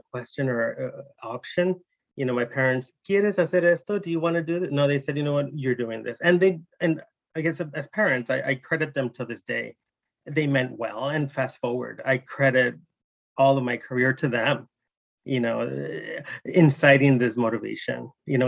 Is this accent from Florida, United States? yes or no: no; Oakland, California, United States; moved away as an adult; now in Los Angeles, United States; I grew up in the 80s around the HIV and AIDS epidemic in East Oakland.